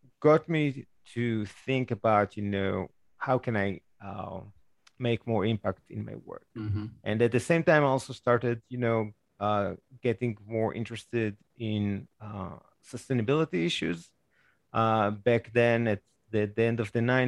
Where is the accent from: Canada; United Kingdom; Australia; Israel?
Israel; moved away; I grew up in Israel